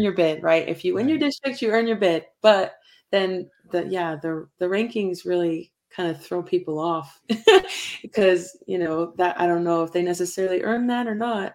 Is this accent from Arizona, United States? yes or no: no; Pocatello, Idaho, United States; also born or lived in Montana; we're from Pocatello